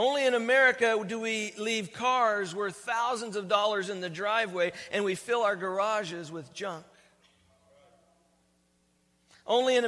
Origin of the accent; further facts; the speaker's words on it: United States; born and raised in the United States